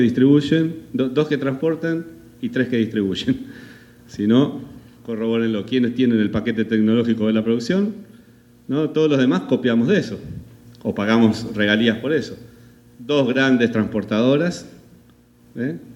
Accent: Argentina; soy argentino.

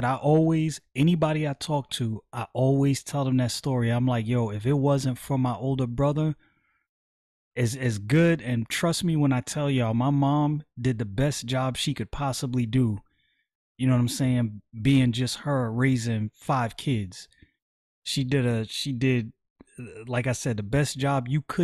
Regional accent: New York City, New York, United States; moved away; growing up in Brooklyn

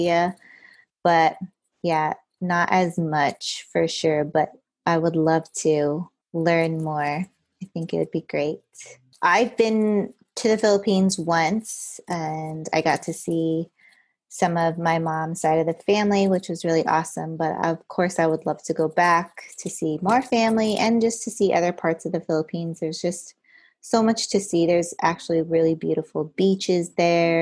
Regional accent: United States; I was born here in the States.

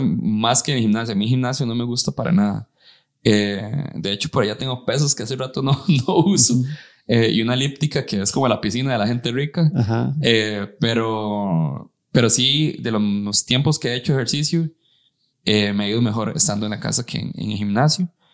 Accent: San Carlos, Alajuela, Costa Rica; moved away; crecí en San Carlos y me vine para acá

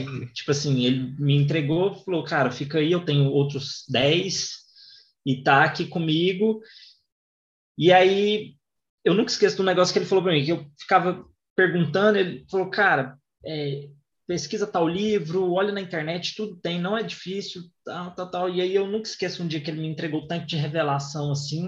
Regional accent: Goiânia, Goiás, Brazil; eu sou de Goiânia

